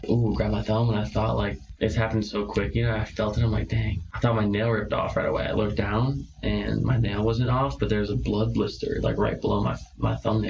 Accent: Chicago, Illinois, United States; moved away as an adult; going back to Chicago and seeing all the hometown fans

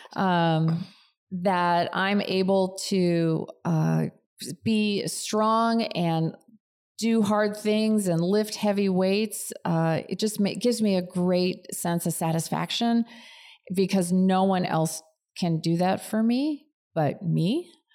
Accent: outside of Chicago, Illinois, United States; moved away as an adult; also born or lived in Cleveland, Ohio; now in California, United States; I really grew up outside of Chicago

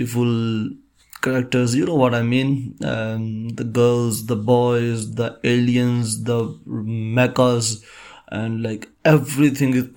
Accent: Pakistan; I am from Pakistan

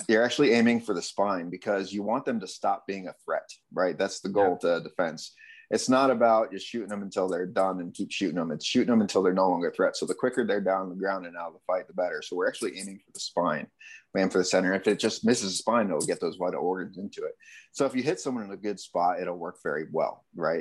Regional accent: Connecticut, United States; moved away as an adult; also born or lived in California / Arizona; I grew up in Connecticut.

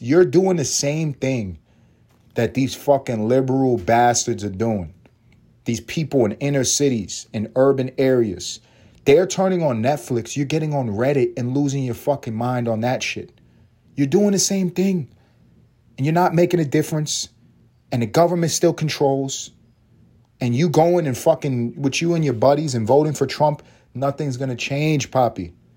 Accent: New York City, New York, United States; also born or lived in Los Angeles; now in Atlanta, United States; I'm from New York

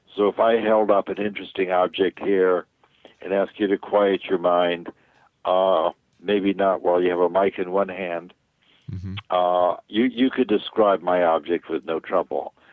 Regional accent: New York, United States; now in California, United States; So I grew up in New York

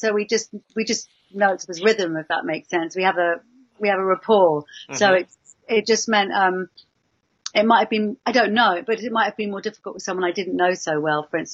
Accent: London, United Kingdom; I'm from London

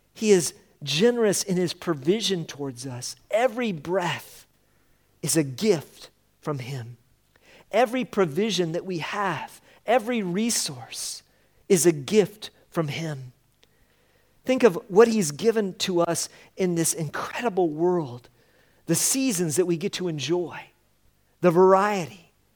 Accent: Colorado, United States; moved away; we come from Colorado

